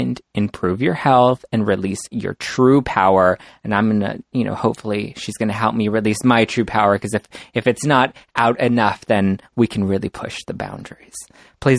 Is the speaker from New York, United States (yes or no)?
no; Los Angeles, California, United States; I grew up in Los Angeles